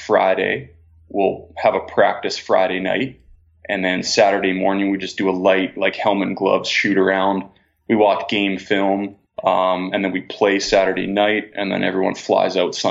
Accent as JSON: {"language": "English", "town": "Red Deer", "region": "Alberta", "country": "Canada", "tie": "born or raised there", "said": "I was born and raised in Red Deer, Alberta"}